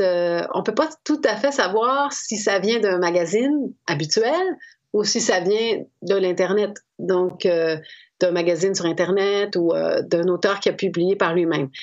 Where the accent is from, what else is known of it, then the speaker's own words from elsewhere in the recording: Quebec, Canada; chez moi au Québec